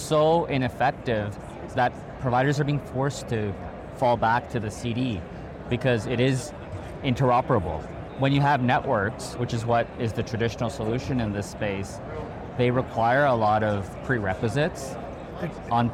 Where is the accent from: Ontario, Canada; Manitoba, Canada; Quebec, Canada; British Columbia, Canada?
Ontario, Canada; Toronto; moved away as an adult; also born or lived in Bay Area, California; I'm from Toronto. I moved to the Bay Area to do my grad school